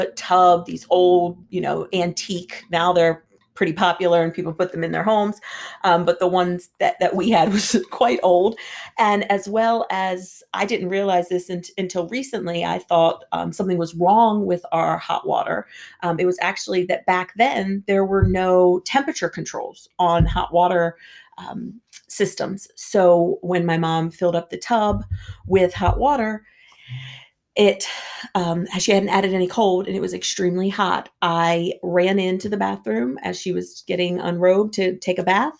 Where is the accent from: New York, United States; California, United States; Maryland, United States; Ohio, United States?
Maryland, United States; Hyattsville; also born or lived in Washington, D.C.; I was born in Washington, D.C. We actually lived in Hyattsville, Maryland, which was about 5 minutes outside of the D.C. line